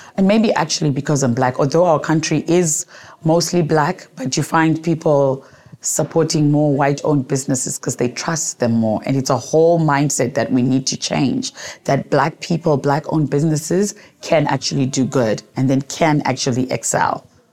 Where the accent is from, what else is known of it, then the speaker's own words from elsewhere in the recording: Gweru, Midlands, Zimbabwe; now in Harare, Zimbabwe; I grew up in Zimbabwe in a small town called Gweru. I live in Harare now, but I grew up in Gweru